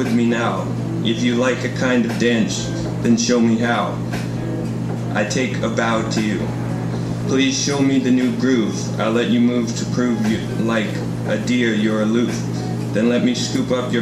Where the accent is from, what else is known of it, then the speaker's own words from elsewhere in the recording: Toronto, Ontario, Canada; moved away as an adult; now in Kingston, Canada; I'm from Toronto, so I'm new to Kingston.